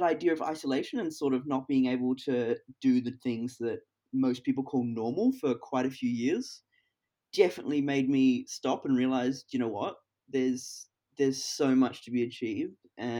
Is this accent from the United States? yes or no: no; Hong Kong; I've never skydived. As you said, growing up in Hong Kong, there is just nowhere to do it.